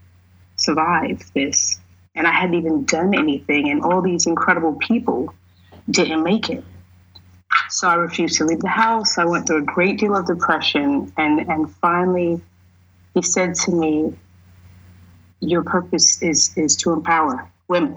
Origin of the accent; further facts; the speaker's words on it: New York, United States; I'm from New York